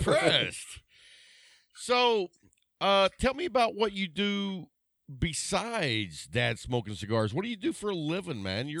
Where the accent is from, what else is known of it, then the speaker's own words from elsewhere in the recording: Lubbock, Texas, United States; accent: Lubbockian; I grew up in Lubbock, Texas.